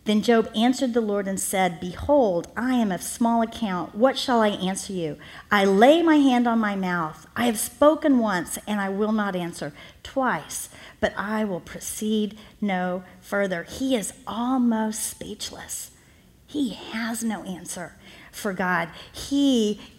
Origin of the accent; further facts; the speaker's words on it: Miami, Florida, United States; I'm from Miami, Florida